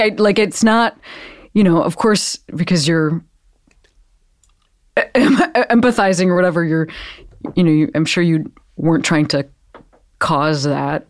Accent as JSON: {"language": "English", "town": "Western Springs", "region": "Illinois", "country": "United States", "tie": "born or raised there", "said": "I'm from Western Springs, which is a little bit further east."}